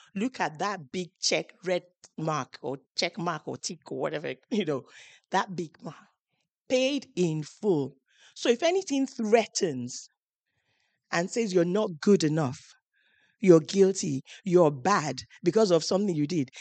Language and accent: English; Nigeria; moved away as an adult; now in United Kingdom; I'm coming from Nigeria